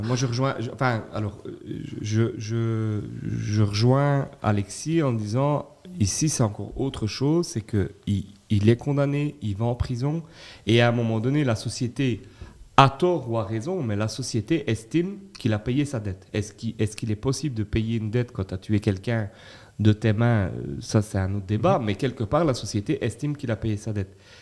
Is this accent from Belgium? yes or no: yes; Belgium; en tant que Belges